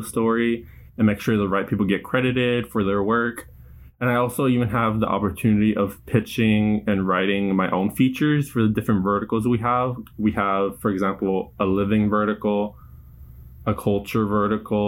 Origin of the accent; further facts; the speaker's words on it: San Leandro, California, United States; I grew up in San Leandro, California, which is right next to Oakland in the East Bay